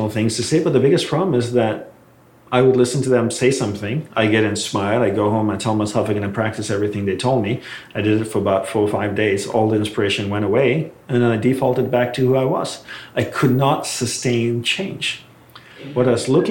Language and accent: English; Malaysia; I was growing up in Malaysia